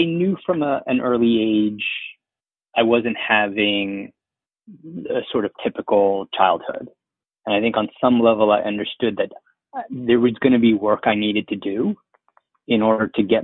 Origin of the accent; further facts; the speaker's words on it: Philadelphia, Pennsylvania, United States; I was born in Philly